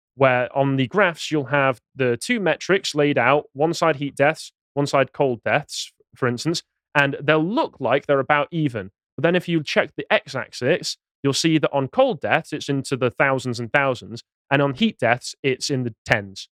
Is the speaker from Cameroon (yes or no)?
no; England, United Kingdom; as an Englishman